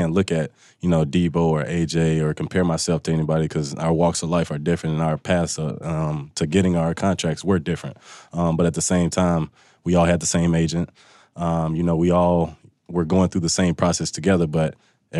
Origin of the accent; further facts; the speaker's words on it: Mississippi, United States; moved away as an adult; now in Seattle, United States; growing up in Mississippi, I went to school 10 minutes from where I grew up and where I went to high school